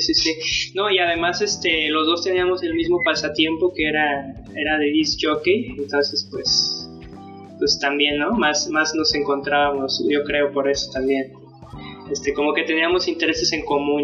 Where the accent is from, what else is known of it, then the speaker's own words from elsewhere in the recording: San Luis Potosí, Mexico; nosotros eh, somos de San Luis Potosí, somos de, la ciudad de, la capital